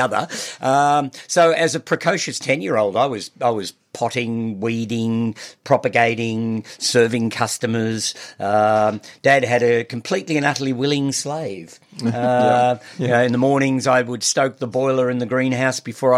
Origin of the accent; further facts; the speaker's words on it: Mount Macedon, Victoria, Australia; also born or lived in Melbourne; I was born in Melbourne, but my family moved to Mount Macedon just before I started primary school. So I've lived there most of my life now.